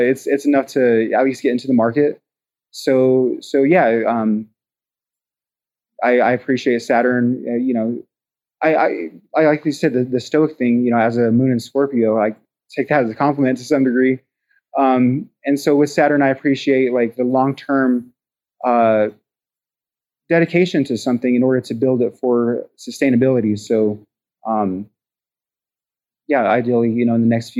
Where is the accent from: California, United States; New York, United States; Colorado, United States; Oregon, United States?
Colorado, United States; Pueblo; my hometown